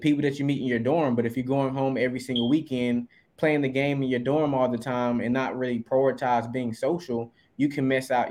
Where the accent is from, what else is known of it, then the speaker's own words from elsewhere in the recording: Eastern North Carolina, United States; moved away as an adult; also born or lived in Durham, North Carolina; I'm originally from Mackinsville, North Carolina, Eastern North Carolina